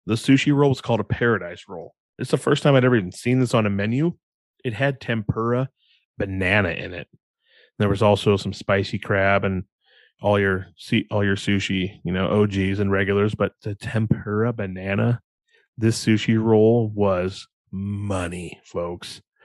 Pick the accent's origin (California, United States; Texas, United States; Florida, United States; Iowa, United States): Iowa, United States; we're from Iowa